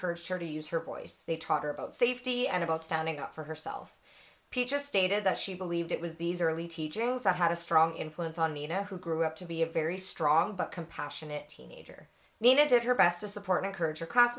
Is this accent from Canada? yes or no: yes; Edmonton area, Alberta, Canada; Little shout out to my hometown